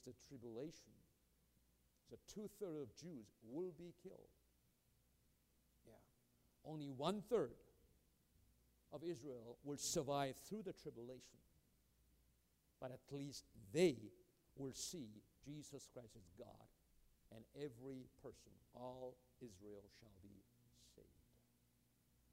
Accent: South Korea; now in United States; I'm a Korean by birth. And I'm American by choice.

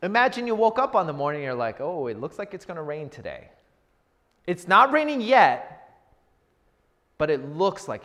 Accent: United States; I grew up in the Washington area

